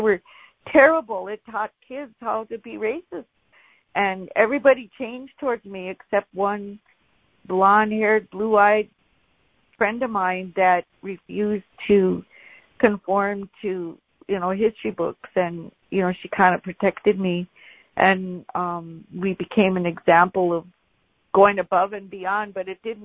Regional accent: Brooklyn Park?, Minnesota, United States; I remember going to school in Bronze Valley, Minnesota

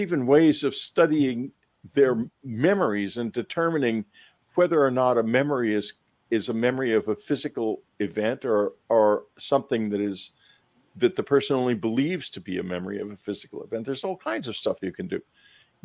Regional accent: Texas, United States; I'm from Texas, and the culture I grew up

